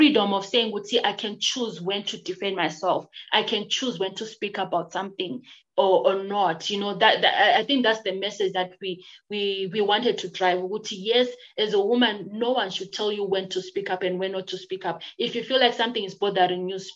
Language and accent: English; Bulawayo, Zimbabwe; also born or lived in Plumtree; I was born in Plumtree and I stayed in Plumtree since I was born, and we lived, I think, when I was grade two, and I've lived in Bulawayo for until now